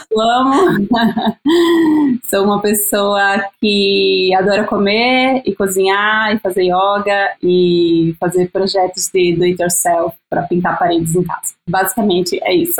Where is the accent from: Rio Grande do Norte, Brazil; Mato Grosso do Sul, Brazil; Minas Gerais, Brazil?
Rio Grande do Norte, Brazil; Natal; now in São Paulo, Brazil; eu sou de Natal, moro em São Paulo há oito anos